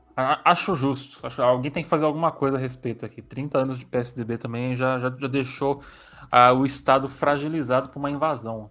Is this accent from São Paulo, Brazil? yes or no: yes; São Paulo, Brazil; eu sou de São Paulo